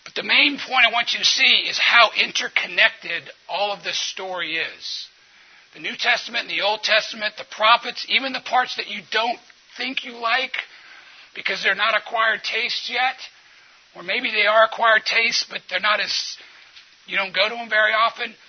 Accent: New Orleans, Louisiana, United States; I'm from New Orleans

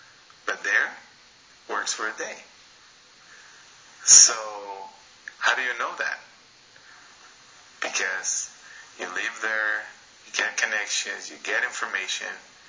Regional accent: Shell, Pastaza, Ecuador; now in United States; growing up in Shell, we don't have good quality water, not because it has bacteria, but because it has a lot of sand and mud.

